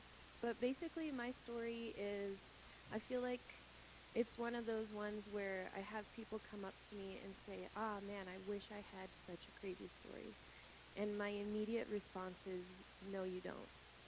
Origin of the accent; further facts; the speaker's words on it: Brazil; Gabe and I are actually from Brazil. We were born and raised. We're missionary kids from Brazil.